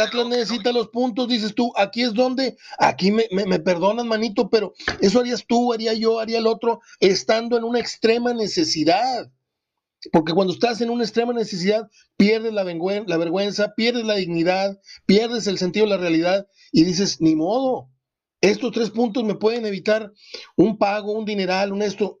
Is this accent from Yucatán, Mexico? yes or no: no; Morelos, Mexico; mi tierra, ahí en Morelos, que se come delicioso